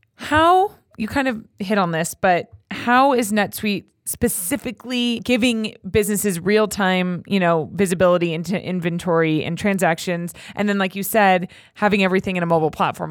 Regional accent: Los Angeles, California, United States; I'm from Los Angeles, born and raised

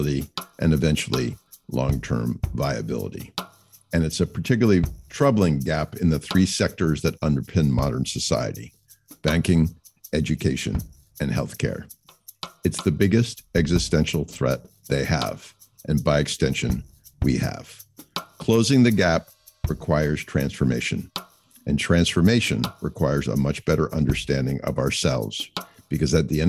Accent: United States; as an American

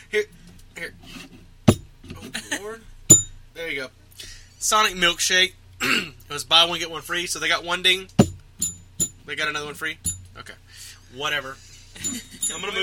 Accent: Texas, United States; we're from Texas

